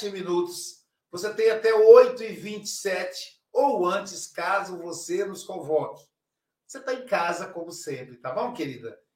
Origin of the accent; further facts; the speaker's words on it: Muriaé, Minas Gerais, Brazil; now in Guarapari, Brazil; da cidade de Muriaé, minha cidade natal, Minas